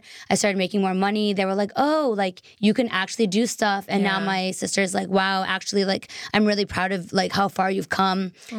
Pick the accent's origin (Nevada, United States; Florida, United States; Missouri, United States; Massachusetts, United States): Massachusetts, United States; Boston; moved away; also born or lived in Taiwan; I'm originally from Boston.